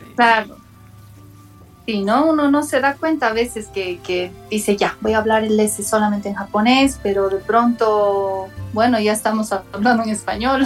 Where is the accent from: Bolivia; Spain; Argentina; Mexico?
Bolivia; La Paz; also born or lived in Japan; yo tengo mis, mis, ambos padres son japoneses, entonces obviamente yo me veo como una japonesa y, siempre sentía que no encajaba mm. aquí en Bolivia